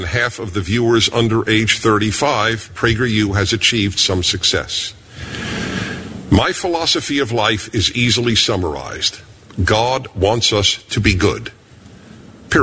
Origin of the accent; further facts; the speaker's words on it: New York City, New York, United States; I was born in Brooklyn, New York.